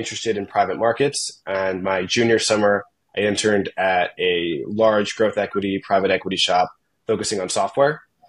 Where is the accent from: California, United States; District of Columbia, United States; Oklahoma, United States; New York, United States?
District of Columbia, United States; Washington; moved away; I'm originally from Washington, D.C., and I'm a senior at Brown studying economics and decision sciences.